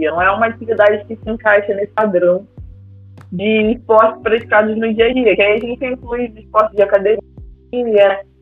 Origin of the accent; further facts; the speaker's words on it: Miguel Pereira, Rio de Janeiro, Brazil; Quando eu era criança, né, morando em Miguel Pereira